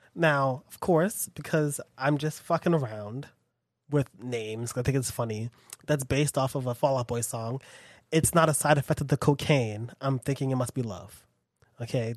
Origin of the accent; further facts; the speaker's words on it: United States; being American and living here